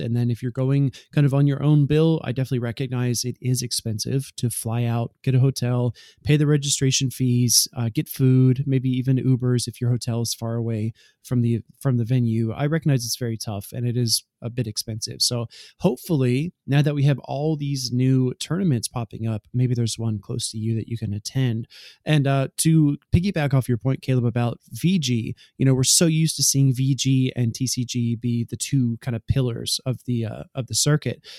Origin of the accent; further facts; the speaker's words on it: Southeast US, United States; I spent most of my life growing up in the South, Southeast of the U S